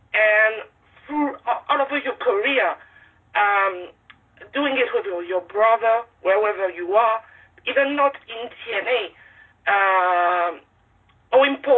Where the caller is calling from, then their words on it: France; English is a second language; I'm calling you from France, and it's hot here.